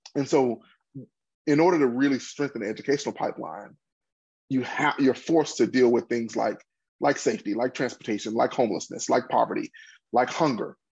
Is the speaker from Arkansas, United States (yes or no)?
yes; Pine Bluff, Arkansas, United States; also born or lived in Boston; my hometown of Pine Bluff